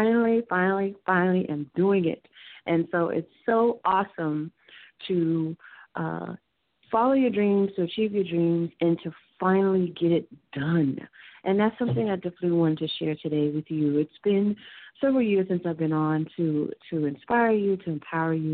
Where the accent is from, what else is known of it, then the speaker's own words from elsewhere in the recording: Houston, Texas, United States; moved away as an adult; now in New York City, United States; I was raised in Houston